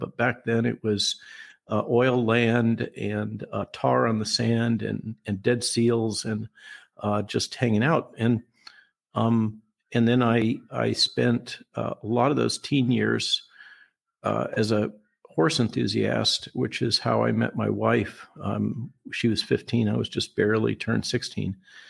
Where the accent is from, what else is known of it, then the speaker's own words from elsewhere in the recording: Goleta, California, United States; The house where I grew up in Goleta was about 4 miles as the crow flies from Ronald Reagan's ranch, just to give some context.